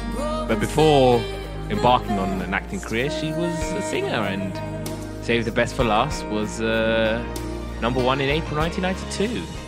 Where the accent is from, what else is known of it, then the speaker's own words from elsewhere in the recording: United Kingdom; first language Somali; English is a second language; we're British